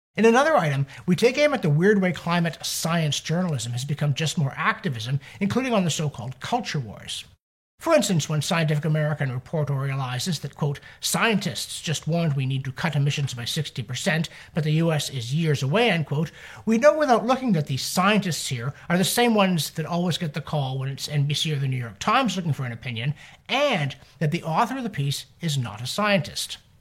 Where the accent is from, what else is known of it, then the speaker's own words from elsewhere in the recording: Canada; we humble Canadians